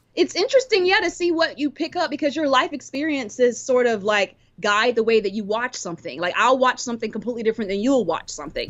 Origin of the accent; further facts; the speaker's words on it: Cameroon; I'm from Cameroon